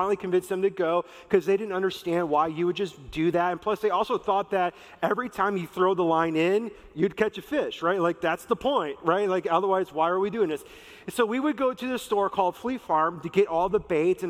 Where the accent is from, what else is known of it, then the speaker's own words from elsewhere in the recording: Wisconsin, United States; moved away; also born or lived in Minnesota; growing up in Wisconsin, the fishing that we would do was for bullheads